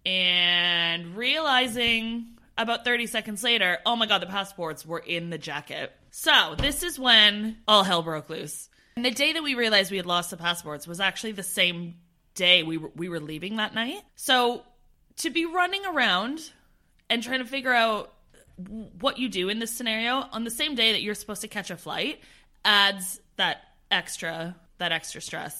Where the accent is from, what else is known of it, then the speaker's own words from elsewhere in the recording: Canada; now in United Kingdom; being Canadian at the time, I didn't have my British citizenship